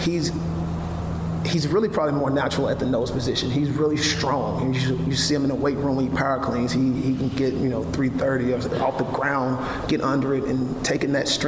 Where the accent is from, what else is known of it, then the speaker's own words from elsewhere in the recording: Amory, Mississippi, United States; now in Waco, United States; my hometown of Amory, Mississippi